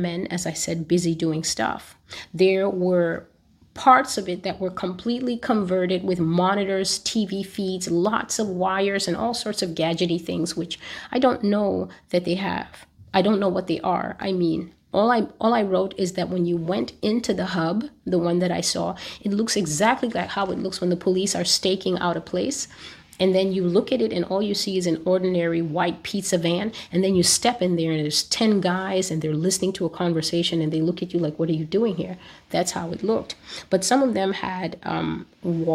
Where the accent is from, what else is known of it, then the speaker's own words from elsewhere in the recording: United States; as an American